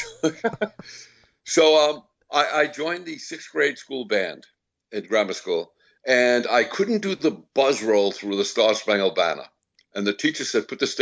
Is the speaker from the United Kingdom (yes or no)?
no; Seaford, New York, United States; also born or lived in Brooklyn, New York; I was born in Brooklyn. My father was a Brooklyn cop, and so he moved us out to Long Island. So that's where I grew up